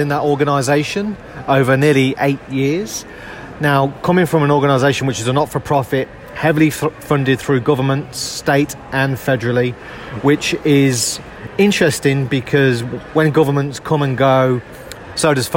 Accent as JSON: {"language": "English", "country": "United Kingdom", "moved": "as an adult", "lives_now": "Australia", "said": "as you'll gather from my accent, I'm not a local boy to Australia. So I came out to Australia from the UK back in 2008."}